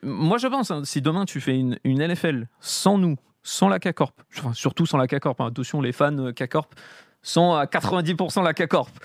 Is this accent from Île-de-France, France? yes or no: yes; Paris, Île-de-France, France; j'ai grandi à Paris